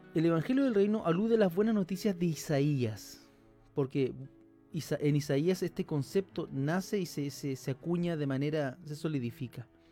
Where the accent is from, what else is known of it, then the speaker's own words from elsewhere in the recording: Chile; nosotros somos de Chile, yo pertenezco a, una, la iglesia Comunidad del Camino